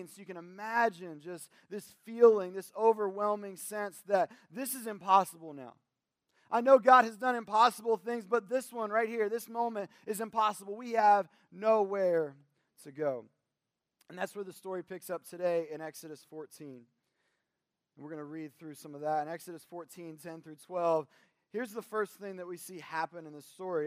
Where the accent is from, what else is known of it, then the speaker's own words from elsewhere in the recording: Kentucky, United States; we're from Kentucky, at the very least, we watch the Kentucky Derby